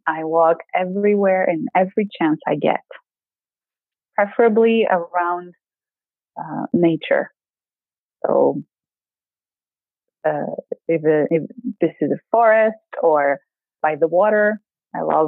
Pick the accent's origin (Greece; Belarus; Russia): Greece; English is a second language; moved away as an adult; now in Maryland, United States; I'm coming from Greece